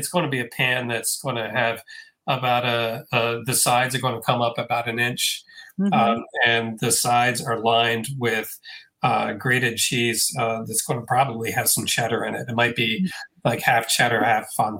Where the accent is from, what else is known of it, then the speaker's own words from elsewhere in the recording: District of Columbia, United States; Yeah, I grew up on Lido's Pizza in the DC area